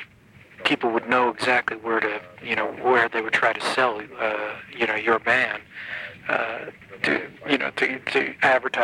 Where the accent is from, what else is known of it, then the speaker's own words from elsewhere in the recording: New York, United States; I grew up in New York